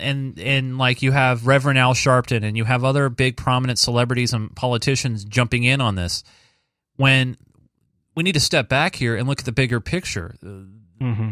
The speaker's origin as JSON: {"language": "English", "region": "Central Valley of California", "country": "United States", "tie": "born or raised there", "said": "I grew up in the Central Valley of California"}